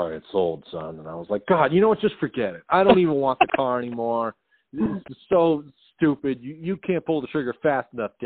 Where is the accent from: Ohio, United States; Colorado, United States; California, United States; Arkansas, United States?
Colorado, United States; Westminster; moved away as an adult; now in Los Angeles, United States; I grew up in Westminster, Colorado